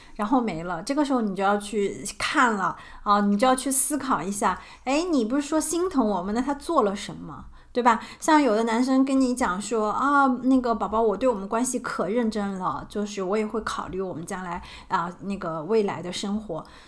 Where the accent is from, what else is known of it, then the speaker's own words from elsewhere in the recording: China; 我们中国人